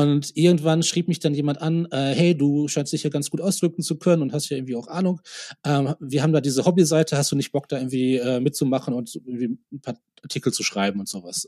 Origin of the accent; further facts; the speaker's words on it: Oberhausen, North Rhine-Westphalia, Germany; also born or lived in United States; now in Munich, Germany; in Oberhausen, in meiner Heimatstadt